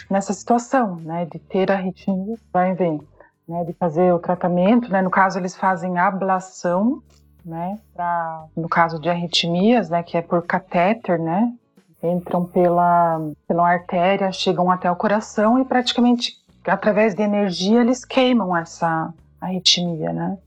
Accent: Paraná, Brazil; moved away as an adult; also born or lived in Ireland; now in Wuppertal, Germany; eu sou paranaense

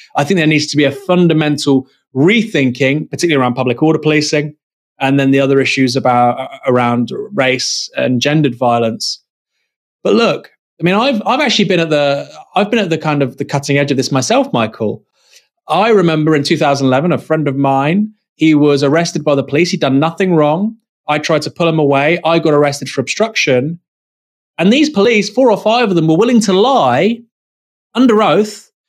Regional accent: Dorset, South West England, United Kingdom; I'm from Dorset

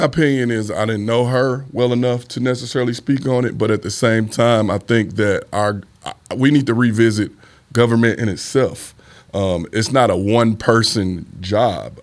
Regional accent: St. Louis, Missouri, United States; I grew up in the Fountain Park neighborhood.

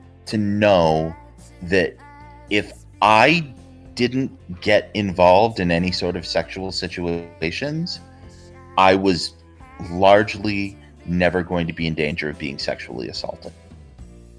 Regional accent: Provo, Utah, United States; growing up in Provo

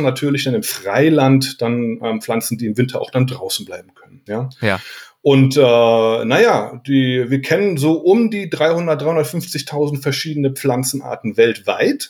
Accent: Aurich, Lower Saxony, Germany; now in Darmstadt, Germany; ich bin in Aurich geboren, ja, in Ostfriesland, mhm. LA, Landkreis Aurich, ja, mhm. und das ist da sehr ländlich gewesen, äh, wo wir gewohnt haben

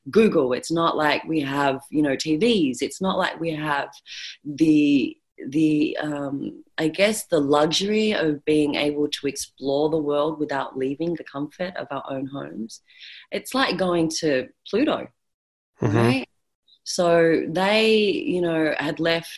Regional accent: Australia; accent: Australian; so I am Australian, or Australian born, if you can't by my accent

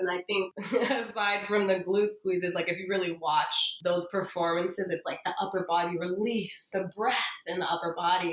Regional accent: Miami, Florida, United States; I'm born and raised here.

